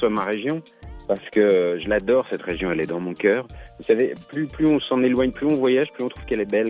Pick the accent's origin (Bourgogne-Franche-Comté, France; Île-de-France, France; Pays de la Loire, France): Bourgogne-Franche-Comté, France; accent: franc-comtois